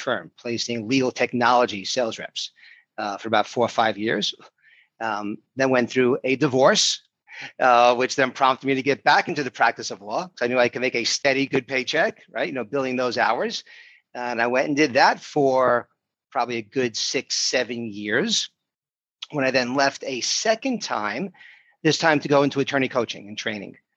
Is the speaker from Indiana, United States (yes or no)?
no; New York City, New York, United States; moved away as an adult; also born or lived in South Florida; I grew up in Brooklyn, New York